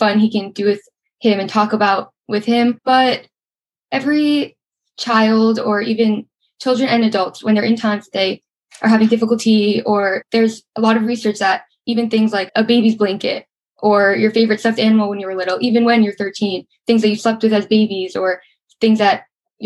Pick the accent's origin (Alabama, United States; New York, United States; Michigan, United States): New York, United States; Suffern; I grew up in Suffern, New York